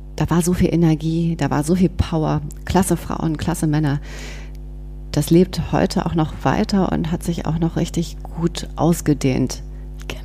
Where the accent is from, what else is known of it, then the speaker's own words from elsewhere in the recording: Bonn, North Rhine-Westphalia, Germany; moved away as an adult; now in Berlin, Germany; bin aber gebürtige Bonnerin, also wirklich Rheinländerin